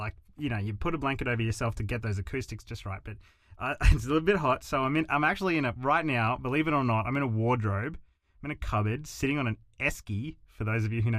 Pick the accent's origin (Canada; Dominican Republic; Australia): Australia; I'm an Australian … fan.